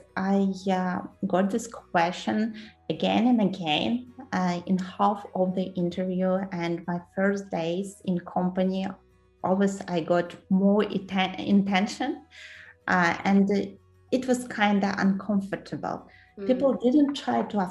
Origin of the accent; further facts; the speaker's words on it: Kyrgyzstan; English is a second language; moved away as an adult; also born or lived in Moscow, Russia / Netherlands; now in London, United Kingdom; I was born in Central Asia, in Kyrgyzstan. I graduated university there, worked a couple of years there